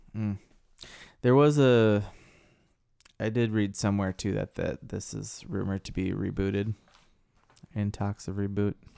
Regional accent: Midwestern state, United States; a city kid from a Midwestern state

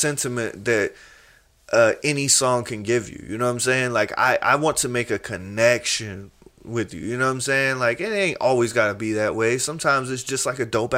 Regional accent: the South, United States; I grew up in the South

